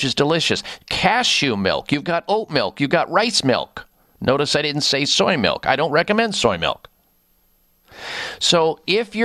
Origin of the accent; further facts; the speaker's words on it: Midwest, United States; growing up in the Midwest